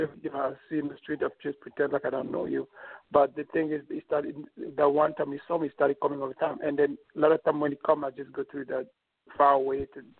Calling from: New York, United States; Yeah, this is … from New York.

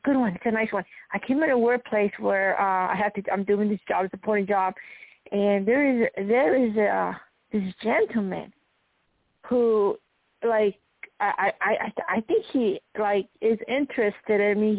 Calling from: Arizona, United States; …, Arizona.

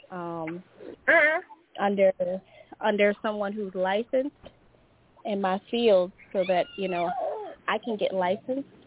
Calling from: Louisiana, United States; Hello, it's … from Louisiana.

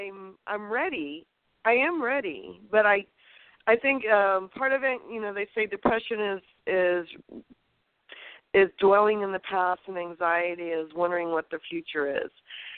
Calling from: California, United States

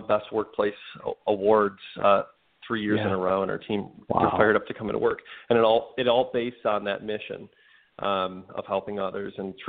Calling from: Cleveland, Ohio, United States; I'm calling from Cleveland, Ohio. The old sunny Cleveland, Ohio.

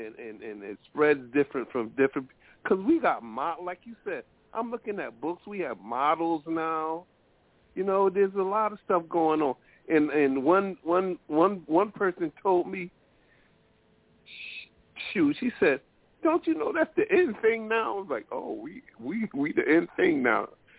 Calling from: Connecticut, United States; I'm calling from Connecticut.

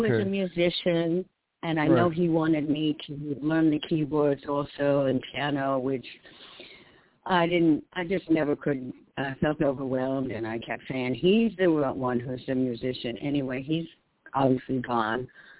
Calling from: New York, United States; in New York.

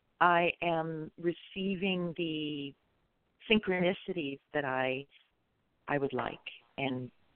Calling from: California, United States

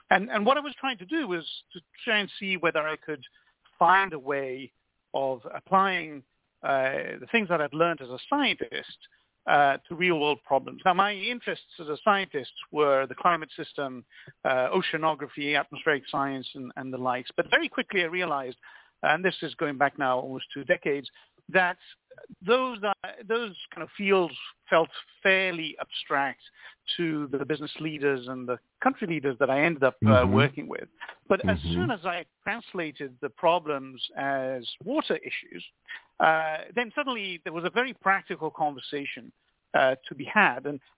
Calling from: Venice, Veneto, Italy; Sure, it's a great pleasure, and indeed I'm calling from Venice, which is the sort of ultimate water city

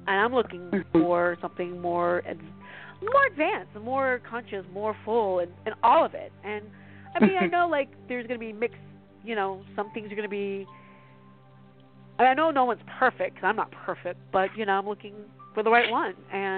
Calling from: California, United States

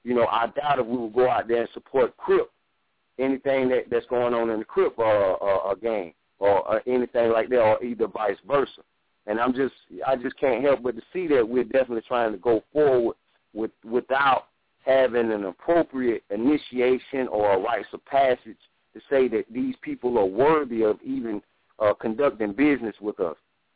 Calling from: Greenville, South Carolina, United States; I'm calling from Greenville, South Carolina.

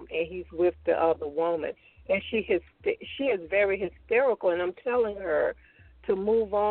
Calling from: Raleigh, North Carolina, United States; I'm calling from Raleigh, North Carolina.

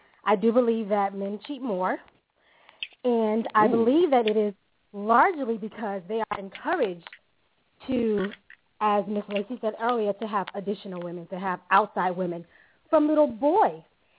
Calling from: Italy; I'm calling from

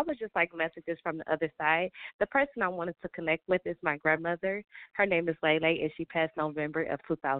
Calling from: Detroit, Michigan, United States; I'm calling from Detroit, Michigan.

